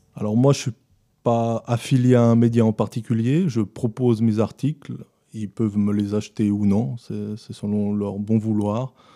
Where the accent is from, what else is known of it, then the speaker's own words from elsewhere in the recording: Romandy, Switzerland; nous, on fait partie de la minorité romande, qui, francophone